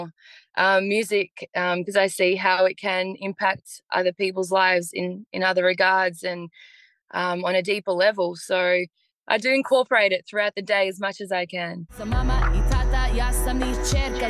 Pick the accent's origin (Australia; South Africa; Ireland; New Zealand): Australia; Melbourne, Victoria; also born or lived in Bosnia; I'm a local artist from Melbourne. I was born in Bosnia and migrated here with my family in 92.